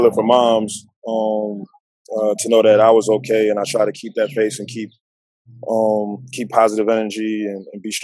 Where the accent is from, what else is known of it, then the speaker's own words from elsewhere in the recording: New Jersey, United States; moved away; also born or lived in Virginia; I'm from Jersey originally. Went to high school in Virginia